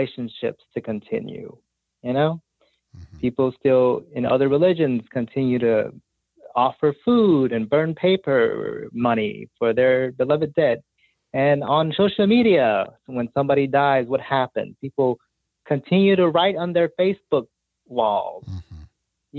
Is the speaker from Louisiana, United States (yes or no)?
yes; New Orleans, Louisiana, United States; I grew up in New Orleans